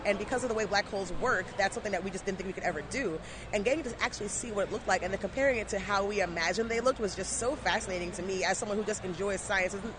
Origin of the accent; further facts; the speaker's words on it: Jamaica; I'm Jamaican and gotta have ten jobs